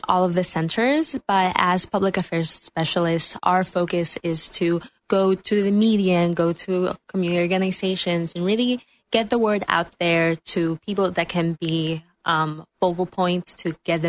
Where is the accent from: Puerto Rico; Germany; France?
Puerto Rico; San Juan; also born or lived in Boston; I'm actually from San Juan, Puerto Rico.